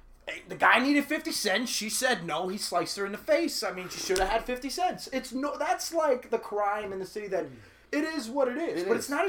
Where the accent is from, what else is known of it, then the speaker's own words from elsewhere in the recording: New York City, New York, United States; I'm from New York City, and I've heard the same thing about the Bronx and Harlem and Brooklyn and New York City